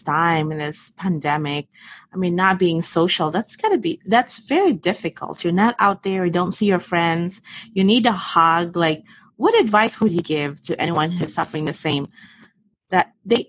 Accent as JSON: {"language": "English", "country": "Philippines", "tie": "born or raised there", "said": "growing up in the Philippines"}